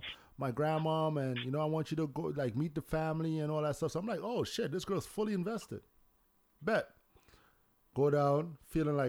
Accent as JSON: {"language": "English", "country": "Trinidad & Tobago", "accent": "Trini", "moved": "yes", "lives_now": "Toronto, Canada", "said": "she heard my accent. And she's just like, oh, you're Trini. And I'm like, yeah"}